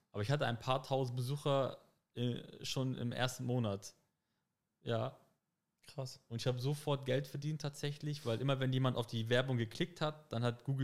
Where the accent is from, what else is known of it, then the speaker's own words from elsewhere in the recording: Hamburg, Germany; ich bin in Harburg aufgewachsen, auch im, im Phoenixviertel